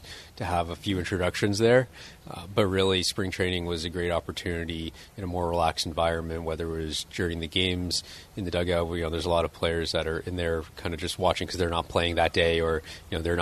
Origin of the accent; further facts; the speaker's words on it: Toronto, Ontario, Canada; I grew up in Toronto in Canada, so I played hockey